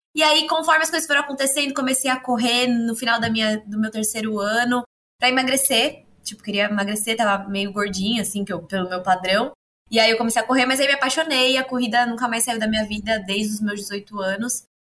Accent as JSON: {"language": "Portuguese", "town": "Santos", "region": "São Paulo", "country": "Brazil", "said": "sou santista, moro aqui no litoral paulista"}